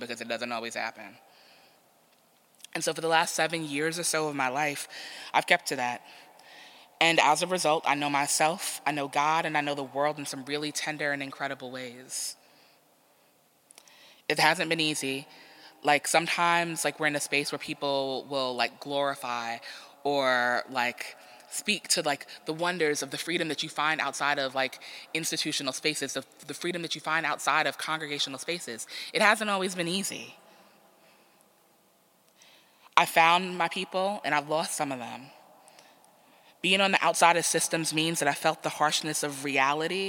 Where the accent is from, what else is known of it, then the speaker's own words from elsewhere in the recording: New York City, New York, United States; So New York is my hometown. So I'm from Queens.